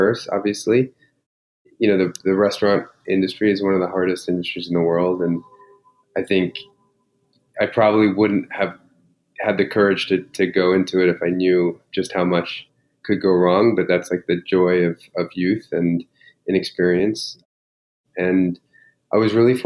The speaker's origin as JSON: {"language": "English", "region": "New York", "country": "United States", "tie": "born or raised there", "said": "I grew up here in New York."}